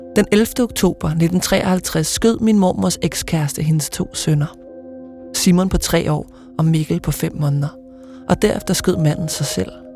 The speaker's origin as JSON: {"language": "Danish", "town": "Ølstykke", "region": "Zealand", "country": "Denmark", "tie": "born or raised there", "said": "det gamle bondehus, hvor jeg voksede op"}